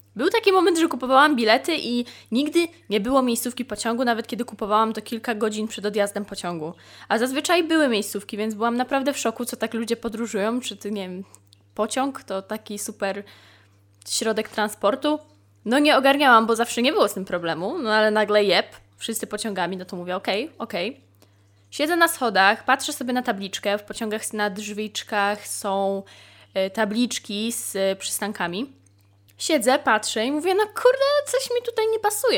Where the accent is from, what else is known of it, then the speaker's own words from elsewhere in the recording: near Poznań, Greater Poland, Poland; wychowałam się właśnie dojeżdżając do Poznania, że wychowałam się na poznańskim P K P